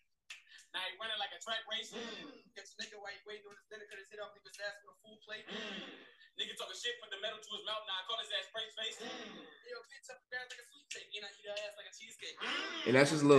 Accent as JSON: {"language": "English", "town": "Homewood", "region": "Illinois", "country": "United States", "said": "I'm from the suburbs of Chicago. I'm from a town, Homewood, Flossmoor"}